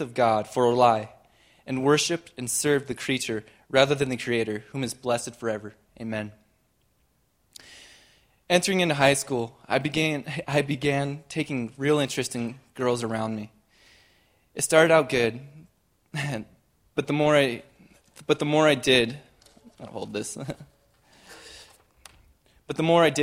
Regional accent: Shorter, Montana, United States; I was raised in Shorter, Montana

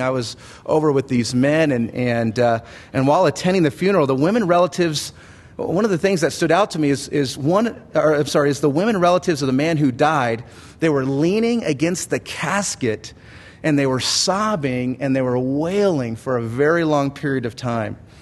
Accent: United States; I was from America

